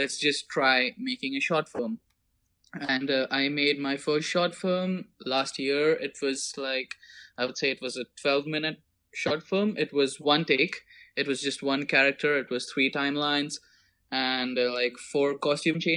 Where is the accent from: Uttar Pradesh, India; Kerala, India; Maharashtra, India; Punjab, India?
Maharashtra, India; Mumbai; moved away as an adult; now in Prague, Czech Republic; I was born and raised in Mumbai, and just last year I moved to Prague